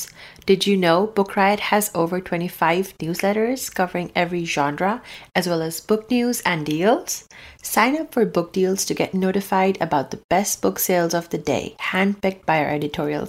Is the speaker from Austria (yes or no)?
no; Abu Dhabi, United Arab Emirates; moved away; I grew up in Abu Dhabi, or I think UAE